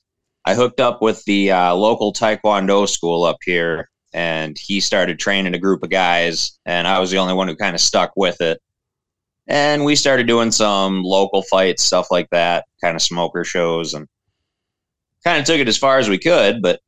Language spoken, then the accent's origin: English; Lancaster, Wisconsin, United States; I'm from Lancaster, Wisconsin, a small town of about 4,000 people